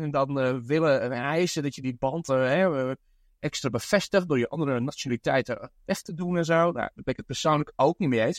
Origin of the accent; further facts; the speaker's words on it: Netherlands; now in Brooklyn, United States; in mijn eigen land. ja, dat is niet meer mijn eigen land